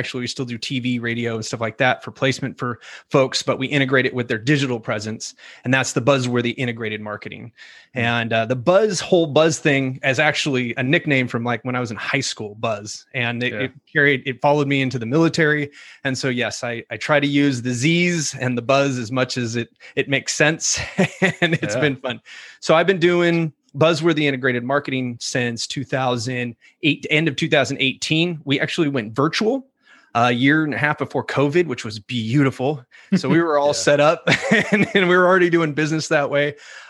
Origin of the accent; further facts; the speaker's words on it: California, United States; also born or lived in England; Well, I was born in England, an Air Force brat. Started there. Grew up in California.